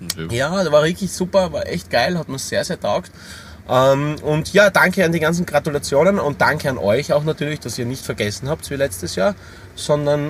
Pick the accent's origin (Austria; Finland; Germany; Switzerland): Austria; Styria; bei uns in der Steiermark